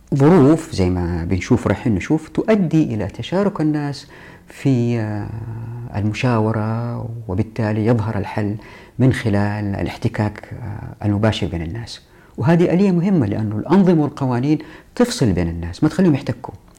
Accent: Taif, Makkah Province, Saudi Arabia; أنا أتذكر في طفولتي في الطائف

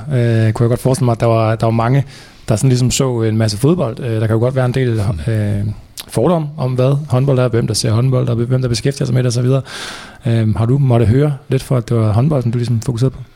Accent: Viborg, Central Denmark Region, Denmark; Jeg kommer dog fra Viborg

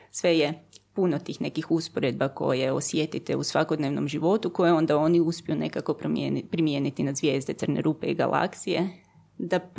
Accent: Germany; now in Croatia; Onda sam se vratila u Hrvatsku sa grozno teškim naglaskom iz njemačkog jer sam polu zaboravila hrvatski pa sam hrvatski morala ponovo naučiti

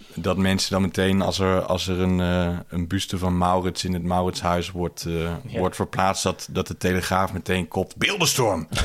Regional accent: Netherlands; in ons culturele geheugen als, eh, als Nederlanders

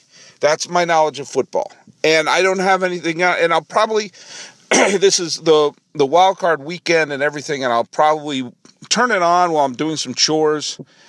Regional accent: New England, United States; I grew up in New England

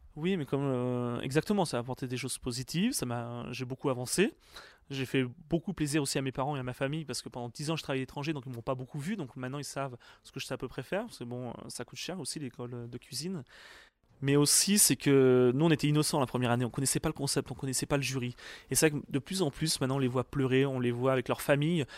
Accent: Poitou-Charentes, Nouvelle-Aquitaine, France; moved away as an adult; also born or lived in England / Canada / United Arab Emirates / Egypt; now in Paris, France; je suis originaire du Poitou-Charentes

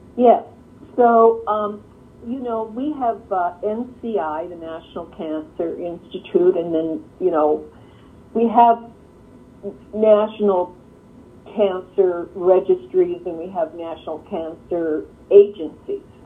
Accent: Canada; now in Michigan, United States; I'm Canadian, actually, you know, um, but live here

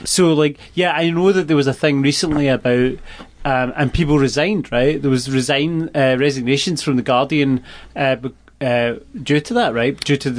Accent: west coast of Scotland, United Kingdom; moved away as an adult; also born or lived in Glasgow; now in Portland, United States; I live in Portland. I've lived here for about 2.5 years. I grew up in a small town on the west coast of Scotland. I lived in Glasgow for about 10 years.

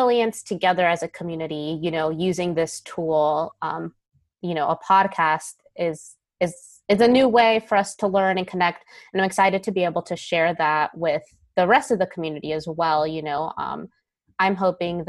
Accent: Southern California, United States; moved away as an adult; now in Charlottesville, United States; I was born and raised in Southern California

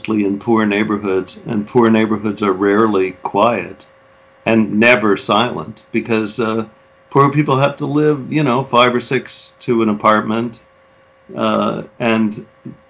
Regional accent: New York City, New York, United States; growing up in Manhattan

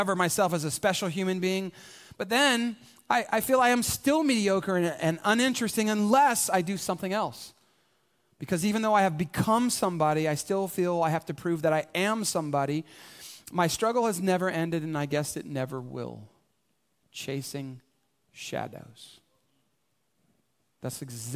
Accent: San Antonio, Texas, United States; I was born specifically here in San Antonio, right? This is hometown USA for me

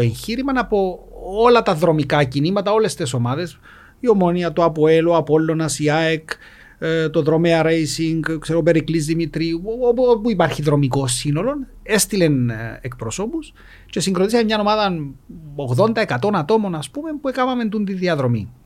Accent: Nicosia, Nicosia District, Cyprus; μεγάλωσα στη Λευκοσία

